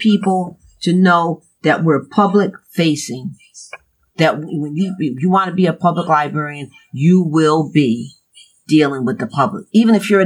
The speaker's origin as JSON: {"language": "English", "town": "New Haven", "region": "Connecticut", "country": "United States", "tie": "born or raised there", "said": "I grew up in New Haven in the 60s"}